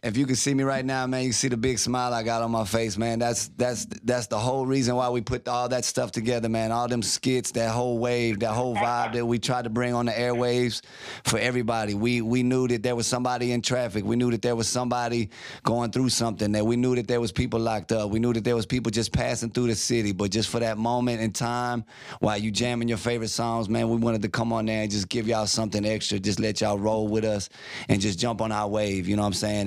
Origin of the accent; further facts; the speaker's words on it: Baton Rouge, Louisiana, United States; now in Dallas, United States; I'm from Baton Rouge, Louisiana